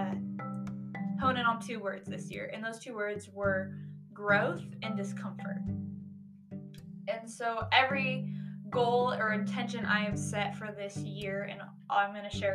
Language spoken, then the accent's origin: English; Canby, Oregon, United States; now in Idaho, United States; I am from Canby, Oregon. It's about 30 minutes south of Portland